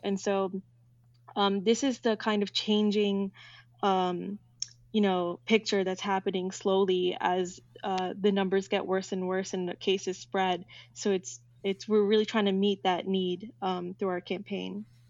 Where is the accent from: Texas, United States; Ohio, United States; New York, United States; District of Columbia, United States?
New York, United States; moved away as an adult; now in Washington, D.C., United States; I'm from New York